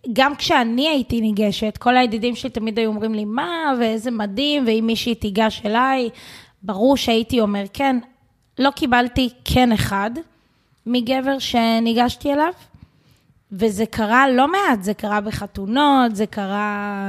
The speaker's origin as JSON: {"language": "Hebrew", "country": "Israel", "said": "התרבות פה שלנו כישראלים"}